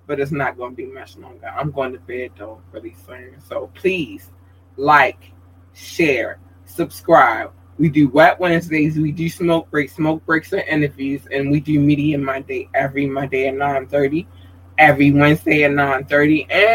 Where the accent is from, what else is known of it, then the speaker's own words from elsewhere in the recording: Baltimore, Maryland, United States; also born or lived in North Carolina; That's my home state, if you didn't know. I was born there, and then I was raised in Baltimore.